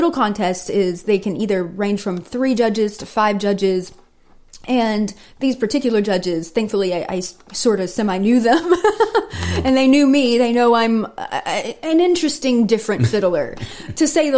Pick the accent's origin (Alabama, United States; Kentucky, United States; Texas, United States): Texas, United States; East; Growing up in East Texas